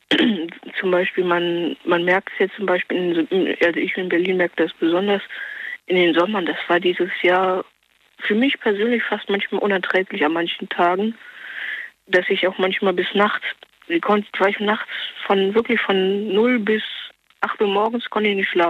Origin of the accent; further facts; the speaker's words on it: Norway; German is a second language; Ich bin es einfach nicht gewohnt und wie gesagt, ich bin ja Norweger, das, das, das, das ist die Hitze ungewohnt.